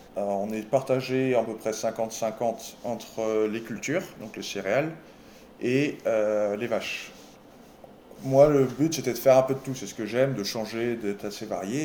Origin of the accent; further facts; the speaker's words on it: Les Herbiers, Pays de la Loire, France; accent: franchouillard; moved away as an adult; now in Whitewater, United States; je suis originaire de Vendée. des herbiers